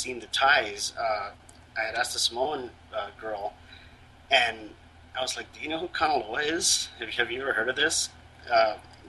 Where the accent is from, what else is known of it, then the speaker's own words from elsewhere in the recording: Hawaii, United States; Being born and raised in Hawaii